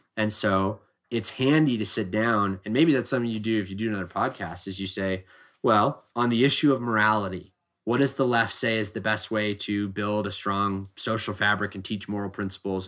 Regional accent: Oregon, United States; I grew up in Oregon

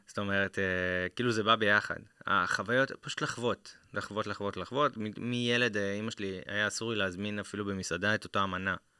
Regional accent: Karmiel, Northern District, Israel; moved away as an adult; now in Central Israel; אני מכרמיאל במקור

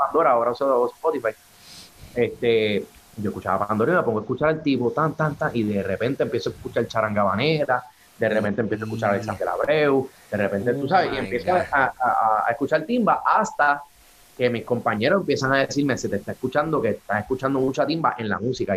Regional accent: Trujillo Alto, Puerto Rico; saludos de Puerto Rico, Trujillo Alto en la casa

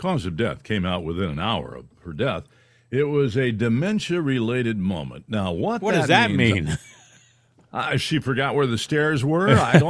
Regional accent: California, United States; We grew up in California

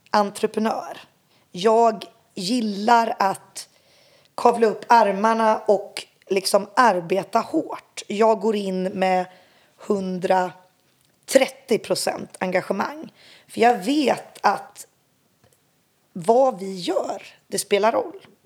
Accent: eastern Congo, DR Congo; Jag är ju uppväxt som barn i östra Kongo och kan inte tänka mig ett rikare sätt att få växa upp som barn.

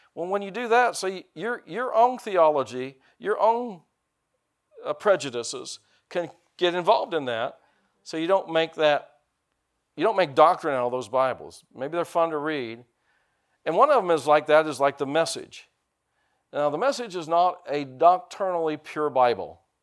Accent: United States; I'm an American

